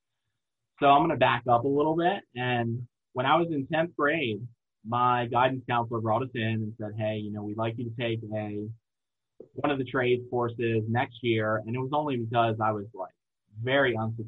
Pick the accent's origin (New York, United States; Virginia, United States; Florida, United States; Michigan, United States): Virginia, United States; Eastern Shore of; also born or lived in Newport News, Virginia; I'm from the Eastern Shore of Virginia, which is the little coastal part of Virginia